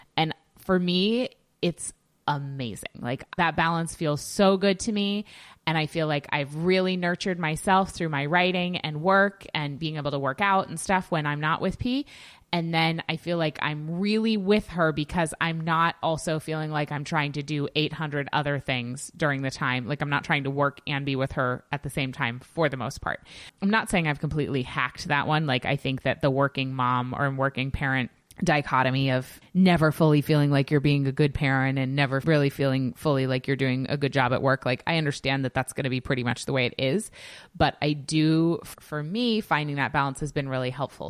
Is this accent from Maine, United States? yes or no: yes; Yarmouth, Maine, United States; in my hometown